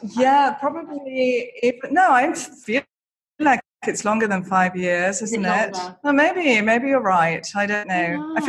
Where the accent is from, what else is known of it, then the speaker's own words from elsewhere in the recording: Leeds, Yorkshire and the Humber, United Kingdom; I grew up in Yorkshire. I'm from Leeds originally, which is such it's such an amazing city. It's such a big university city.